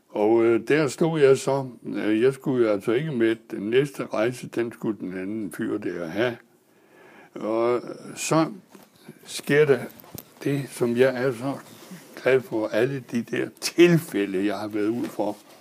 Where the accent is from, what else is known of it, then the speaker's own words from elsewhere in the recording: Næstved, Zealand, Denmark; jeg er født i Næstved i 1919